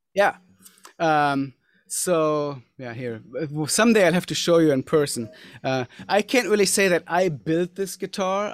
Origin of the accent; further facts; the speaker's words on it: Germany; growing up, I grew up in Germany